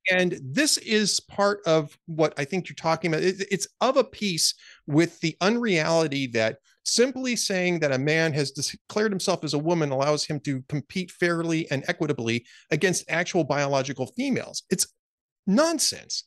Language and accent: English; Southern California, United States; also born or lived in Minnesota / Central Texas; now in Texas, United States; I grew up in Southern California, I ended up moving to Minnesota